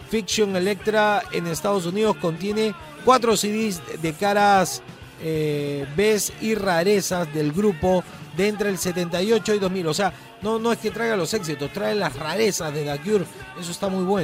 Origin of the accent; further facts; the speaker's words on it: Chile; moved away; Mira, cuando yo llegué de Chile vivía en la casa de mi abuela